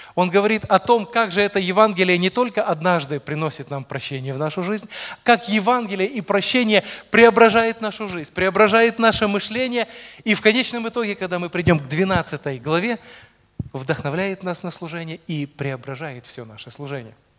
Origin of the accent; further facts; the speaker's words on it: Rivne Oblast, Ukraine; moved away as an adult; now in Poltava, Ukraine; родился, вырос я в совершенно другом конце Украины, родом я из Ровенской области